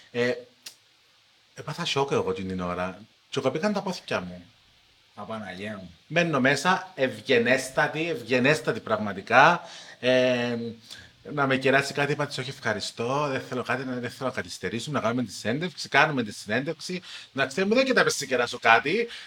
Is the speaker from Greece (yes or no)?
no; Cyprus; Γεια σα, είμαι δημοσιογράφο από Κύπρο.